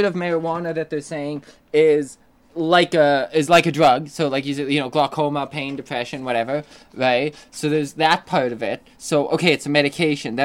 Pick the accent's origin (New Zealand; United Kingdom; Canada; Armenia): Canada; we don't pride ourselves on being Canadian or anything.